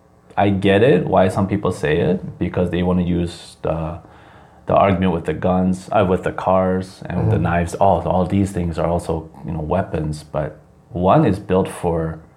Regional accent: Wisconsin, United States; moved away as an adult; also born or lived in Chicago, Illinois; now in South Korea; Because I grew up in Wisconsin

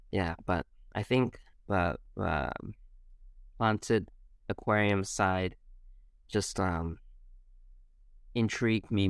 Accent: Singapore; Uh, but my mom works in Singapore, so as a child, I grew up in Singapore from when I was, I think, two, two to 20. Uh, I was in Singapore.

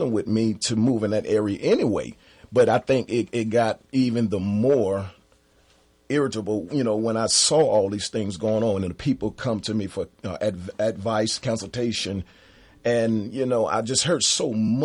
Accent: Mobile, Alabama, United States; moved away as an adult; now in Atlanta, United States; I'm from Mobile, Alabama originally

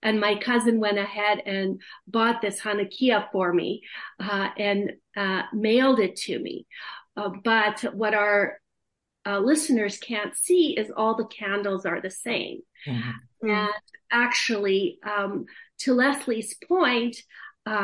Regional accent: Kharkiv, Kharkiv Oblast, Ukraine; now in Canada; I was born in the Soviet Union, which is now Soviet Ukraine and Eastern Ukraine

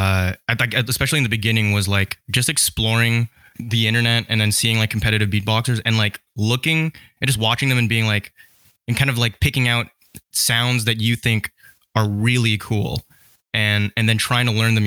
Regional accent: Vancouver, British Columbia, Canada; also born or lived in Surrey, British Columbia; I was born and raised in Canada, and like Vancouver specifically

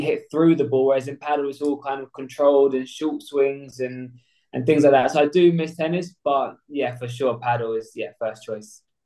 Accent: Essex, East of England, United Kingdom; I'm 24 years old from Essex.

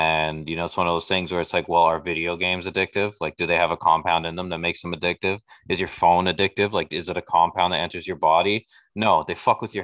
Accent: Toronto, Ontario, Canada; I grew up on Jane and Weston

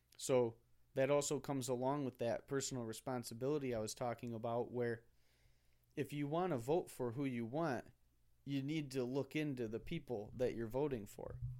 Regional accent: United States; as an American

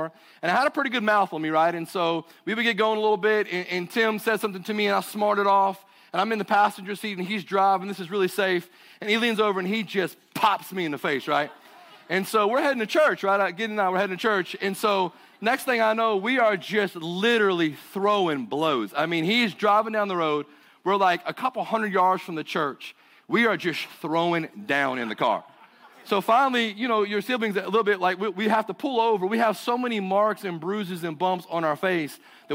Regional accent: Burlington, North Carolina, United States; accent: southern; I hail from Burlington, North Carolina. So I got a little bit of a southern accent today

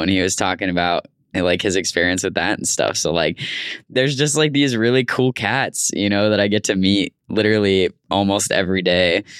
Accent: Tucson, Arizona, United States; moved away; in Tucson, my hometown.

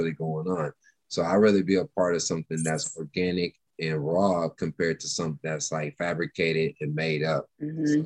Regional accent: Nashville, Tennessee, United States; also born or lived in Texas / California / Dallas; now in Los Angeles, United States; I was born in Texas. I grew up in Nashville, and then lived in California, and then I spent 20 years here in Dallas

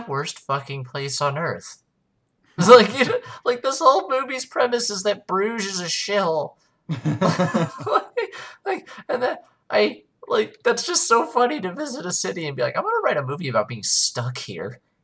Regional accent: United States

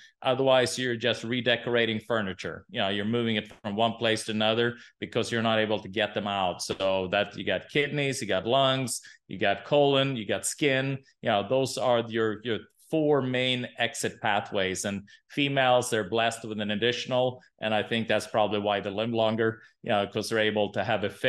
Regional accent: Sweden; English is a second language; Yeah, I'm from Sweden.

